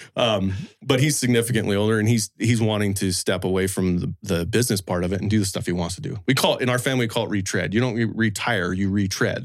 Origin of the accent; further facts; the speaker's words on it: Wyoming, United States; I was actually born and raised in, uh, Wyoming